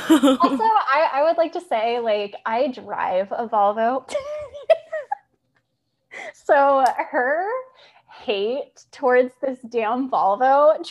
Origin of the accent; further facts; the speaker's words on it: Arizona, United States; I'm so pale, which is ironic because I'm from Arizona and I'm so pale.